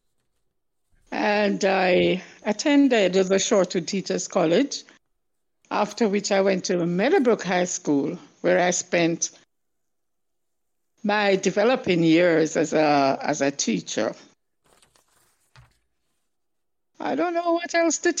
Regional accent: St. Ann, Saint Ann, Jamaica; I'm really a country girl. I am from St. Anne

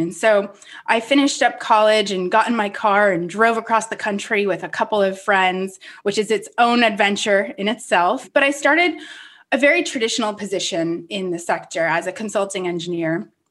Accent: Rhode Island, United States; moved away; I grew up on the East Coast in Rhode Island, a small town which is definitely centered around the ocean

